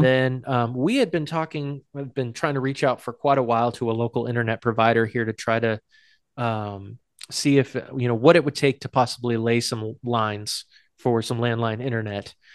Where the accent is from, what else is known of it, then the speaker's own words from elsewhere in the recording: Hudson, New Hampshire, United States; my hometown of, hometown of Hudson is a suburb of Nashua